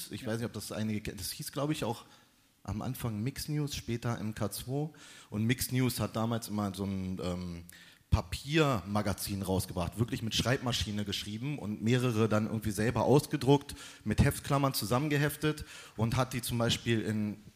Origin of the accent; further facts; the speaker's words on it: Berlin, Germany; Ich bin in Berlin-Tempelhof aufgewachsen und äh, bin da auch zur Schule gegangen. Ich lebe da immer noch.